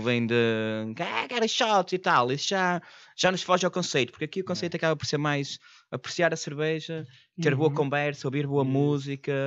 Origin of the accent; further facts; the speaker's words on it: Porto, Norte, Portugal; moved away; eu sou do Porto